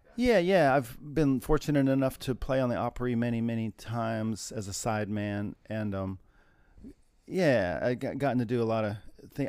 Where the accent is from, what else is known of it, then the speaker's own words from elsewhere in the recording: Terre Haute, Indiana, United States; moved away as an adult; also born or lived in Bloomington, Indiana / Hoboken, New Jersey / New York City; I'm from Indiana. I'm from t- the area of Terre Haute, Indiana